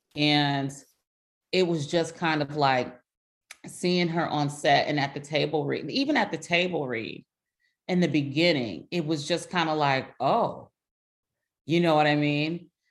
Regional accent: Compton, California, United States; we're from Compton

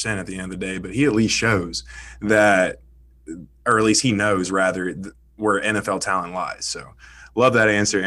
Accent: Nashville, Tennessee, United States; I'm from Nashville, Tennessee

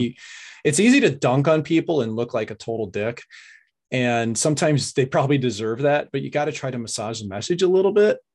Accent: St. Louis, Missouri, United States; I was from Saint Louis.

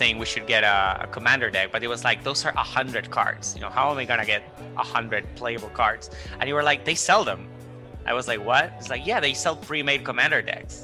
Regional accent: Buenos Aires, Argentina; I'm a freelance illustrator here living in Argentina, born and raised in Buenos Aires

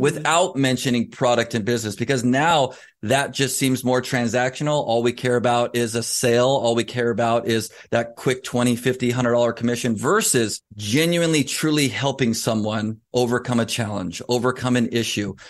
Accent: Southern California, United States; Growing up in Southern California

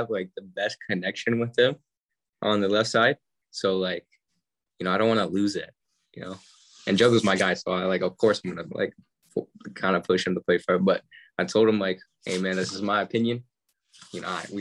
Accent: United States; moved away; We're all American

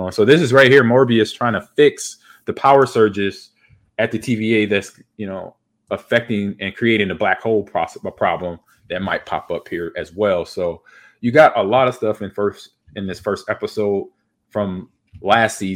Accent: Los Angeles, California, United States; moved away as an adult; also born or lived in Seattle / Green Bay, Wisconsin; I grew up in Los Angeles

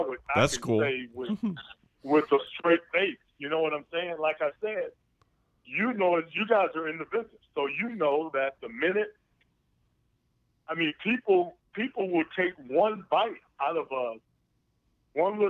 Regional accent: West Palm Beach, Florida, United States; I grew up in Florida, West Palm Beach

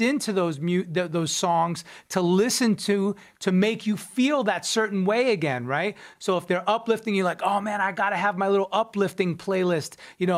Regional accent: Long Island, New York, United States; I'm from Long Island, New York

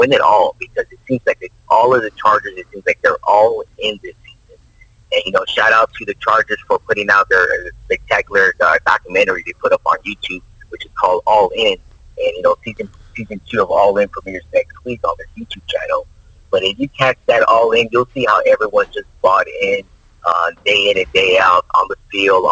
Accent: Los Angeles, California, United States; me growing up in Los Angeles

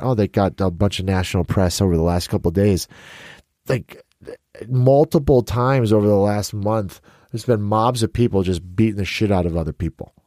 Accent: Chicago, Illinois, United States; I'm from Chicago

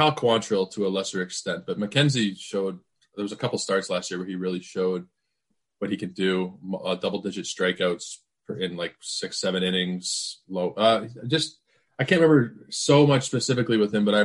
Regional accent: Canada; being Canadian

